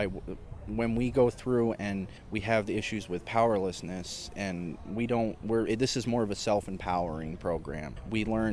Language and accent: English; Tunkhannock, Pennsylvania, United States; I grew up in Tunkhannock, up in Wyoming County